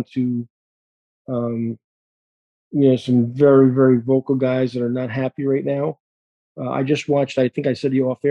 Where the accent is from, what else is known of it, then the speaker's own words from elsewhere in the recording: New York, United States; moved away; I'm a New Yorker